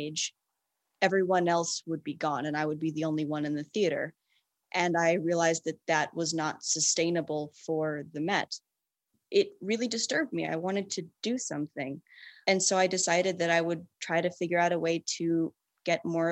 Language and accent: English; Atlanta, Georgia, United States; We're from Atlanta